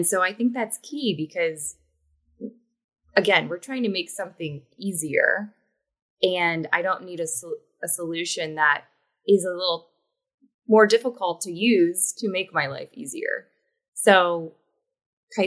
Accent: West Virginia, United States; moved away as an adult; also born or lived in Hong Kong; now in New York City, United States; I am originally from West Virginia, which is a southern state

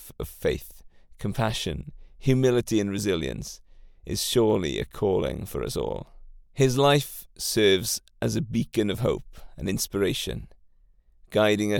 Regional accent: Welsh, Wales, United Kingdom; today we celebrate being Welsh

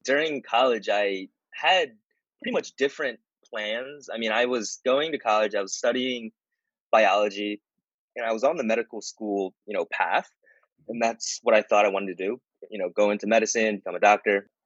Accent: suburbs of Philadelphia, Pennsylvania, United States; also born or lived in Japan; I was born in Japan. Uh, when I was four years old, I moved to the suburbs of Philadelphia. Yeah, I've been living here since then

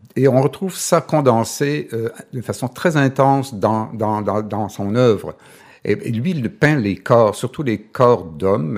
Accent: Chicoutimi, Quebec, Canada; je viens du Saguenay, je suis Coutimi

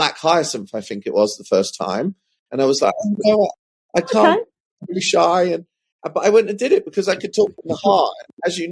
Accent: Suffolk, East of England, United Kingdom; where I grew up in Suffolk, there's a horticulture college about 10 miles north of my hometown

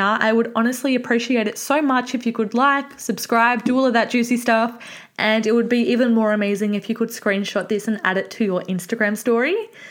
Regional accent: Mornington Peninsula, Victoria, Australia; I am from the Mornington Peninsula

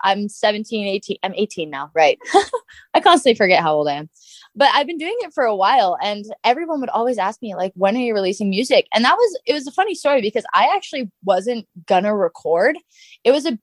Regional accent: Devon, Alberta, Canada; also born or lived in Lacombe, Alberta; I was born in Lacombe. I lived in Lacombe until I was around 4. And then we moved to Devon.

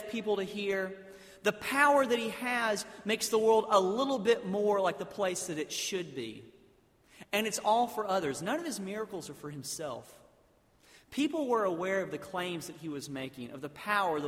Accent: South Alabama, United States; I grew up in South Alabama, basically in a town where they had drained a swamp and put a bunch of buildings there

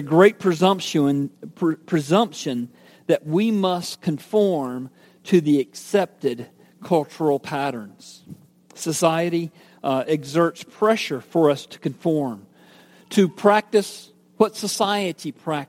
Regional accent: Georgia, United States; I was born and raised in Georgia

